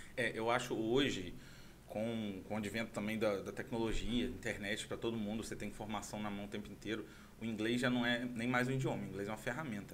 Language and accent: Portuguese; Itaperuna, Rio de Janeiro, Brazil; moved away as an adult; also born or lived in Santa Clara; Eu sou, sou de Santa Clara mesmo, minha família, meus pais são de lá. É, mas bem novinho vim para Itaperuna